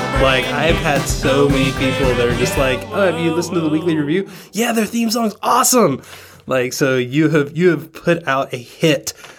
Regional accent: Georgia, United States; also born or lived in Tennessee; I grew up in the in the South, in Georgia, actually Tennessee/Georgia.

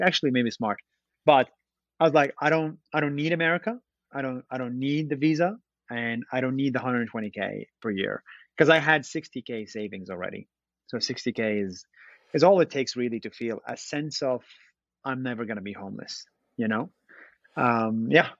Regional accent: Israel; moved away as an adult; now in United States; I was born and raised in Israel. Uh, I'm Palestinian Israeli

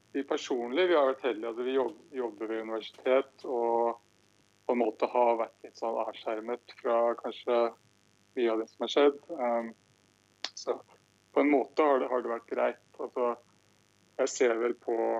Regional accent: Norway; now in Michigan, United States; hjemme her som nordmann

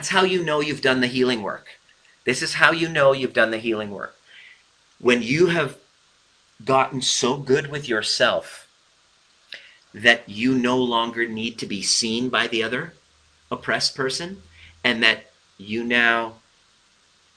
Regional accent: Iran; I'm Persian.

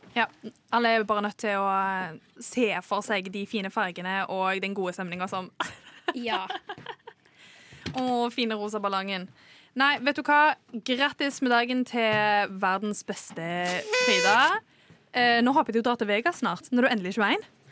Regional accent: Trondheim, Trøndelag, Norway; now in Oslo, Norway; Kvinnelig fra Trondheim.

